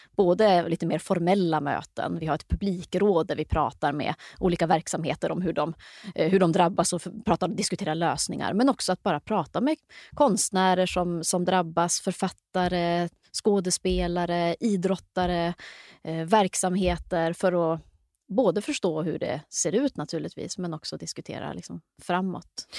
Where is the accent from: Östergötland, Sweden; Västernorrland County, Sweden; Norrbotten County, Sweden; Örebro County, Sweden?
Norrbotten County, Sweden; Luleå; jag växte upp i Luleå, mycket skola, mycket idrott, mycket kultur